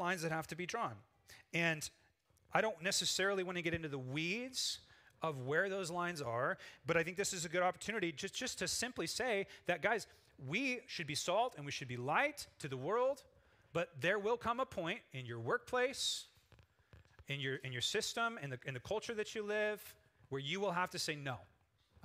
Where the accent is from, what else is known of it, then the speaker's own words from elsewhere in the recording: United States; as Americans